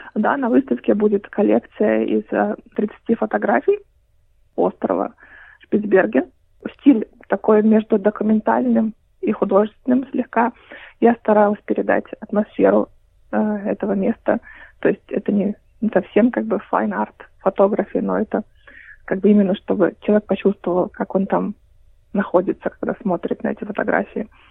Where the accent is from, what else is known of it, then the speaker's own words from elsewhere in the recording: Kaliningrad, Kaliningrad Oblast, Russia; now in Australia; я из Калининграда я э, э, переехала в Австралию